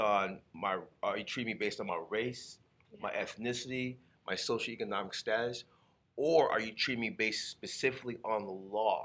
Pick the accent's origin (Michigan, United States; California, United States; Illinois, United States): Illinois, United States; Chicago; now in Arizona, United States; I'm Chicagoan